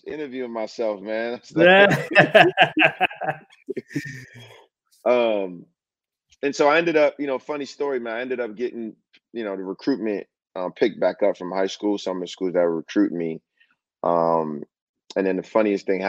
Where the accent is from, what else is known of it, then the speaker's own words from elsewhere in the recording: Washington, District of Columbia, United States; moved away as an adult; also born or lived in Texas; I grew up in the Washington D.C. area, which is rich of basketball